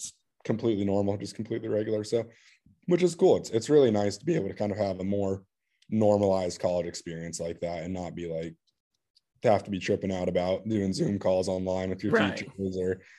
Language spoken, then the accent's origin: English; Bandon, Oregon, United States; Just because I felt like with the way that I grew up back in Bandon, like, I wouldn't have the opportunity to get my way into a school like Wake Forest